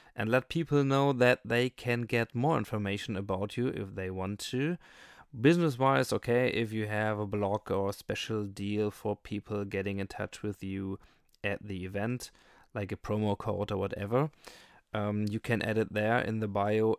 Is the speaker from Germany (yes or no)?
yes; Germany; I'm from Germany